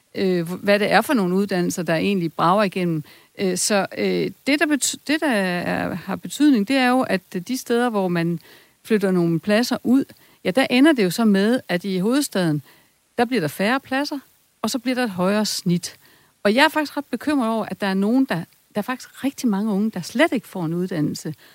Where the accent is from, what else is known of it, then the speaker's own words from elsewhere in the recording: Esbjerg, Southern Denmark, Denmark; Jeg er selv fra Esbjerg